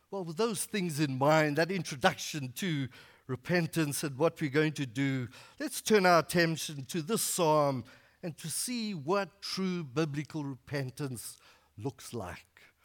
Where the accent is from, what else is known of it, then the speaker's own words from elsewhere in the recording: Northern KwaZulu-Natal, South Africa; moved away; I grew up in Northern KwaZulu-Natal, which is in South Africa